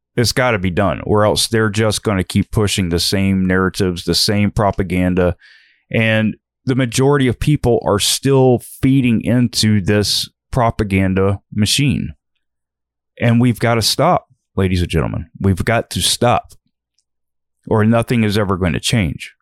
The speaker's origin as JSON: {"language": "English", "country": "United States", "said": "American citizens"}